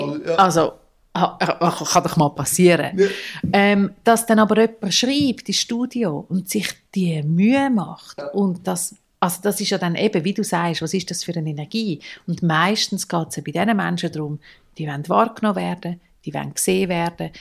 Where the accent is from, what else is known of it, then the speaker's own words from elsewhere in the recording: Zurich, Switzerland; ich bin so die, gewesen, die als Teenager auf den Nachtbus warten, zu Nacht am Eis am Bellevue Zürich